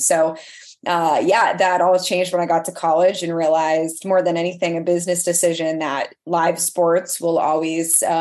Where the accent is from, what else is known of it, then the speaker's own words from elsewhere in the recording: Candia, New Hampshire, United States; moved away as an adult; also born or lived in Manchester, New Hampshire; now in Florida, United States; I grew up in Candia and still a quaint little spot.